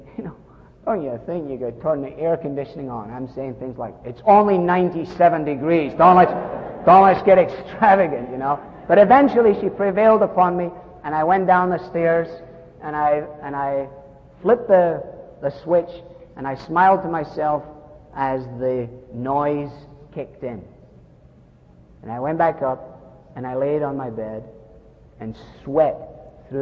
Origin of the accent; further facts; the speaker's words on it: Scotland, United Kingdom; I'm Scottish